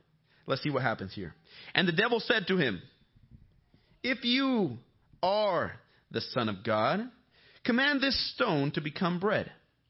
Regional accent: Bolivia; When I was growing up in Bolivia, all the girls wanted me to speak English.

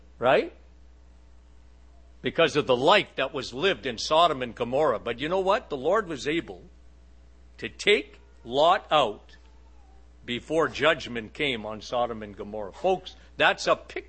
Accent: Canada; I'm a Canadian. So Canada is a very, very liberal country

